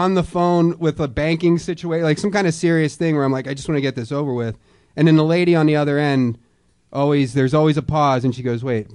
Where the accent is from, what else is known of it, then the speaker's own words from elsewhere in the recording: Philadelphia, Pennsylvania, United States; moved away; I grew up in Philadelphia, Pennsylvania.